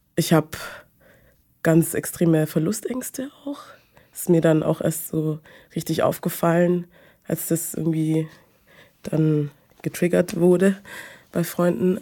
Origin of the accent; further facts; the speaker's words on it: Munich, Bavaria, Germany; ich bin aus München